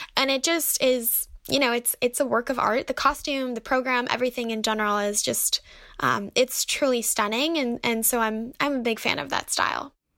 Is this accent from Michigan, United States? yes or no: yes; Detroit, Michigan, United States; we grew up in Detroit